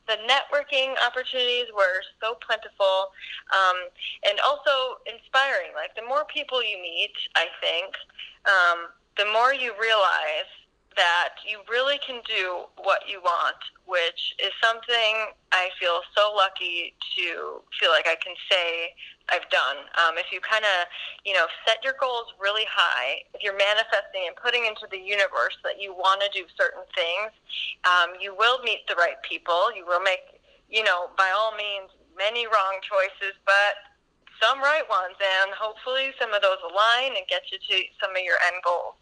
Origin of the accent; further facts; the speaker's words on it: United States; moved away as an adult; now in Stockholm, Sweden; I am an American